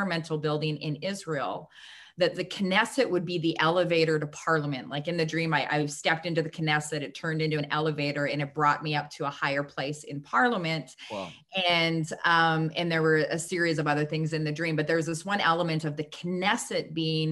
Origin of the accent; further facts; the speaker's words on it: Canada; I was kind of like the next best thing in the lineup of Canadians